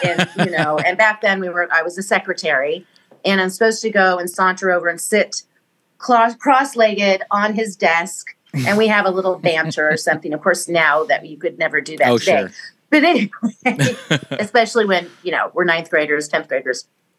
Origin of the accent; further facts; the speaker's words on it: Missouri, United States; So in the old days, so I grew up in Missouri, mm-hmm. and we had a basement, and we had a piano down there.